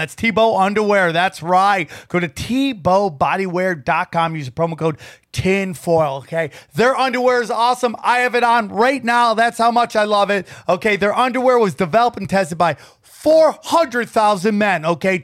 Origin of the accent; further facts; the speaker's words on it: upstate New York, United States; I grew up in upstate New York in a very small town